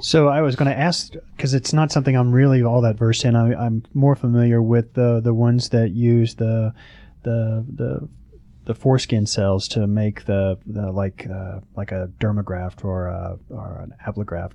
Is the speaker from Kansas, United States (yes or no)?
no; Oklahoma, United States; now in Atlanta, United States